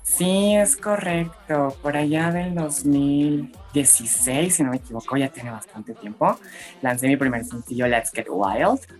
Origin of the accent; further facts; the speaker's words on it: Mexico City, Mexico; claro que también escuchaba música en español, este, viviendo aquí en Ciudad de México